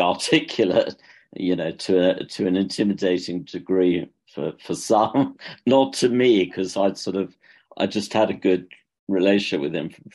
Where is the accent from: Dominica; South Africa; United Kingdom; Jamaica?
United Kingdom; accent: British; moved away as an adult; also born or lived in London; now in Dublin, Ireland; I'm not Irish, as you could probably tell from my accent. It's a British one